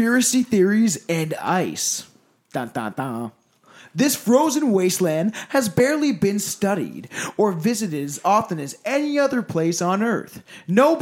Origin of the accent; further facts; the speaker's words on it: Canada; I'm from Canada. I've grown up with this shit my entire fucking life